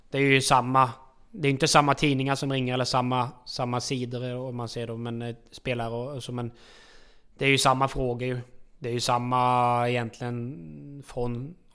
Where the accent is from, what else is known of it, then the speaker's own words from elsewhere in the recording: Norway; Eh, alltså det är klart att eh, hemma i Norge har jag ju familjen och så här